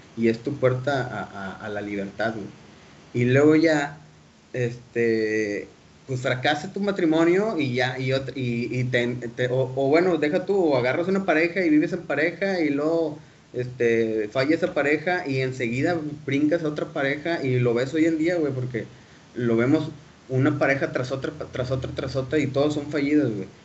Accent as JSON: {"language": "Spanish", "country": "Mexico", "said": "como sociedad mexicana, le vivimos arropados con nuestros papás"}